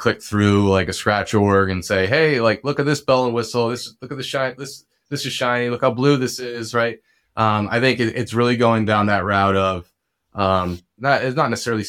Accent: New Jersey, United States; So I was born and raised in Bergen County, New Jersey. Lived there, obviously, for a while. I bounced over to Hoboken, put a little stint in there. From there, I moved out to the Lehigh Valley.

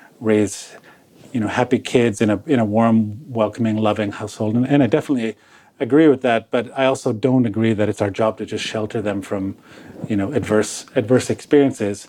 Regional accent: Toronto, Ontario, Canada; So I was born in Toronto, Canada, child of two recent immigrants from Croatia, or Yugoslavia, as it was called back then

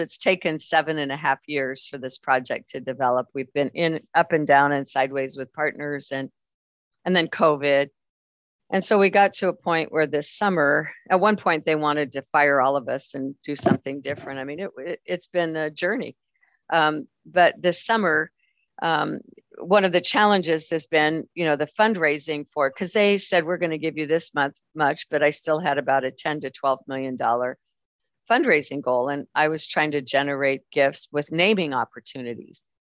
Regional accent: Wyoming, United States; i'm very very proud of my wyoming heritage

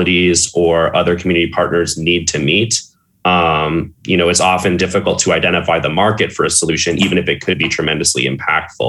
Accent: St. Louis, Missouri, United States; moved away as an adult; also born or lived in Oberlin, Ohio; now in Cleveland, United States; I'm originally from St. Louis, Missouri, a very similar city, but instead of a Great Lake, we have a really dirty river

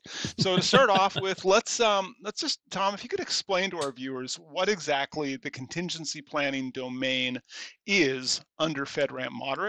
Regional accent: Scotland, United Kingdom; because it's Scottish and I'm Scottish.

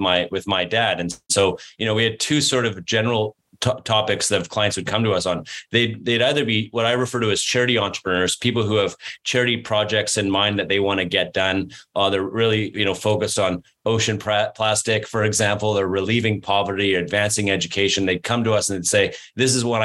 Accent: Canada; I'm from Canada and I'm a Canadian.

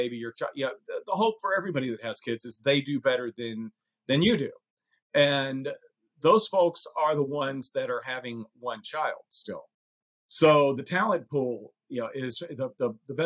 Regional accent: Tennessee, United States; accent: Tennessee; moved away; also born or lived in Chicago; my Tennessee accent

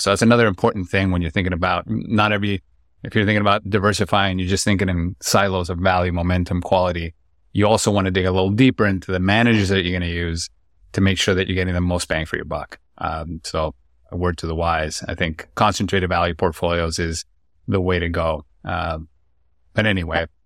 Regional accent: Lima, Peru; born and raised in Lima, Peru, a city of ten million people

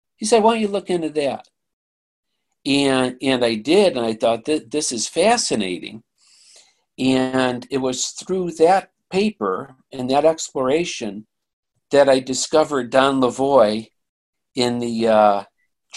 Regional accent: Chicago, Illinois, United States; moved away as an adult; also born or lived in Northern Michigan; I was from the Chicago area, and my friends, when I was graduating high school

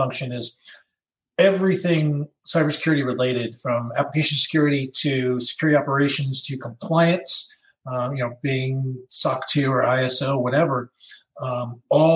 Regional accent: Long Island, New York, United States; moved away; I grew up on Long Island, New York, which had a very burgeoning hacker community

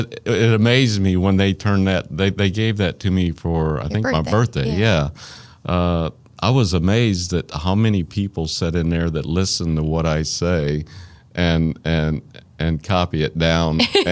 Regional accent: Arkansas, United States; accent: Arkansas; There's my Arkansas accent.

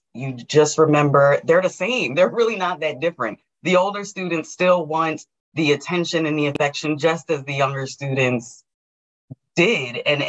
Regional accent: New Jersey, United States; moved away; I came from New Jersey. I now am in Georgia and started working in FranklinCovey here.

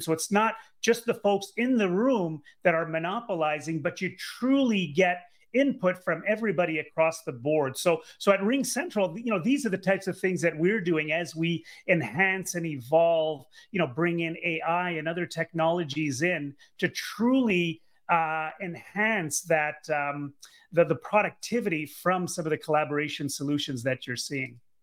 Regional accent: Canada; I'm Canadian. Uh, grew up in Canada and went to university, University of Ottawa

